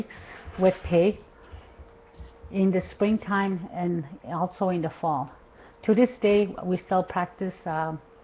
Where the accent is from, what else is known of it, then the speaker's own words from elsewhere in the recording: Mistissini, Quebec, Canada; I am a Cree from Mistissini, from the Cree Nation of Mistissini, in located in northern Quebec, Canada